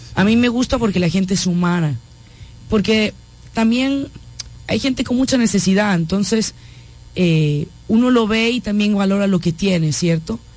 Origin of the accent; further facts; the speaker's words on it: Galicia, Spain; en, mi tierra se habla gallego, yo, yo hablo gallego